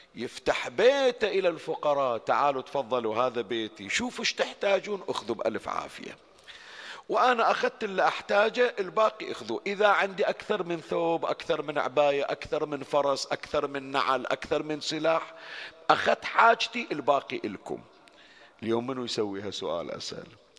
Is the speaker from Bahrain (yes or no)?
yes; Bahrain; عندنا بالبحرين